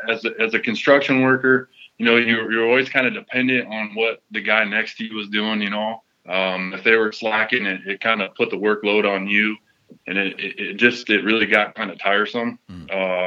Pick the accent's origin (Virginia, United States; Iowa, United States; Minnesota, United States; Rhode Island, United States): Iowa, United States; Cedar Falls; Born and raised in Cedar Falls, Iowa